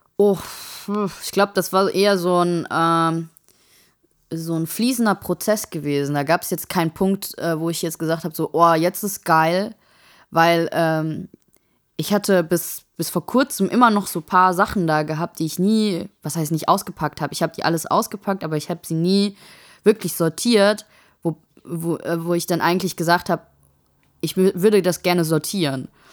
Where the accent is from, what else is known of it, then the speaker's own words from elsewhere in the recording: Saarland, Germany; now in Darmstadt, Germany; ich bin gerne Saarländer